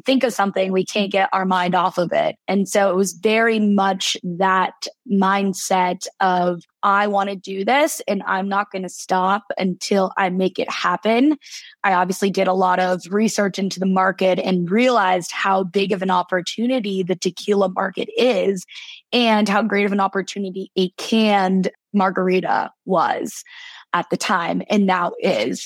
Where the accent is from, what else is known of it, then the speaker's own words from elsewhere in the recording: La Cañada Flintridge, California, United States; moved away as an adult; also born or lived in Boston, Massachusetts; I grew up in La Cañada, which is right next to Pasadena, the Rose Bowl.